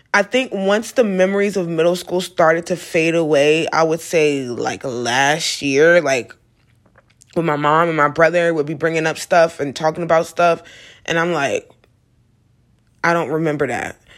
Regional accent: United States; me being an American

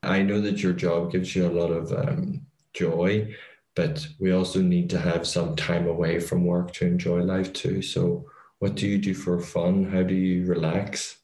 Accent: Ireland; being Irish

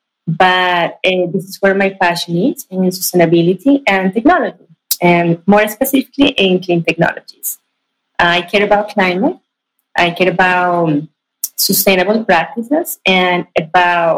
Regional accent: Ibagué, Tolima, Colombia; moved away as an adult; also born or lived in Bogota, Colombia / California, United States; now in Silicon Valley, United States; Actually, I was born in Bogota, but I was definitely raised in Ibagué. It's a city in the center of Colombia

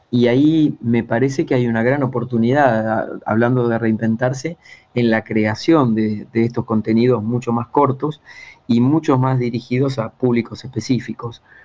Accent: Buenos Aires Province, Argentina; moved away as an adult; also born or lived in Ushuaia, Tierra del Fuego; Empecé en la radio de mi pueblo, en el interior de Argentina, unos 300 kilómetros al sur de Buenos Aires, eh, cuando tenía 8 años

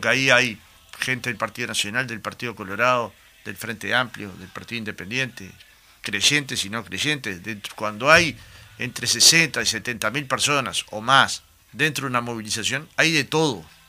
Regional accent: Goes / Jacinto Vera neighbourhood, Montevideo, Uruguay; Yo era un niño, iba a la cancha de Goe muchas veces

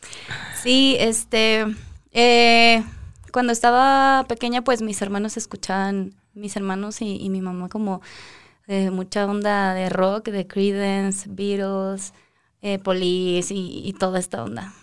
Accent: Guadalajara, Jalisco, Mexico; moved away as an adult; now in Mexico City, Mexico; soy de Guadalajara

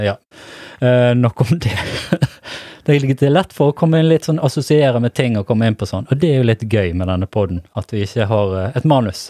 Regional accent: Stamerbakken, Vestland, Norway; jeg vokste opp i Stamerbakken

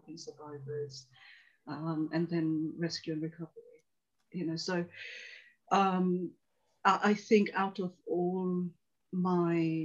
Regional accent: London, United Kingdom; born or raised there; also born or lived in Tanzania

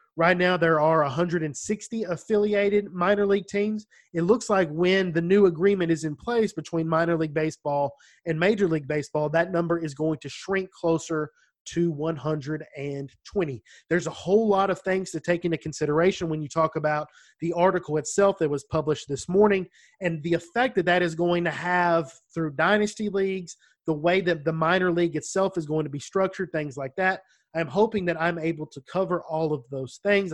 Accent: United States; accent: country

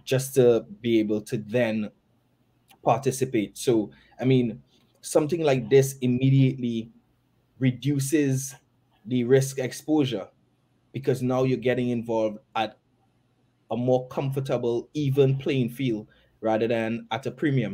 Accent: Tobago, Trinidad & Tobago; I'm originally from Tobago

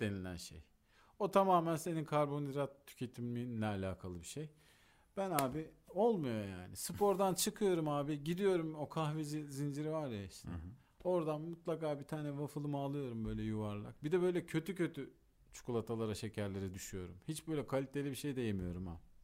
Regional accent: Antalya, Turkey; çocukluğum Antalya'da geçtiği için Antalya'yı da çok iyi bildiğim için

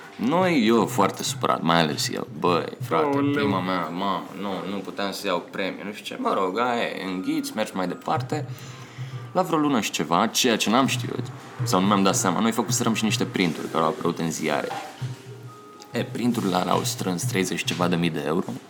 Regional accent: Pitești, Argeș, Romania; moved away as an adult; also born or lived in Bucharest; din Pitești

